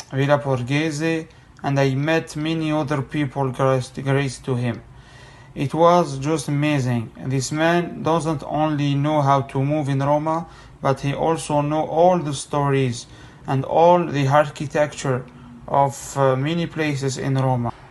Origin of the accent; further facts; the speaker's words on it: Canada; I am Canadian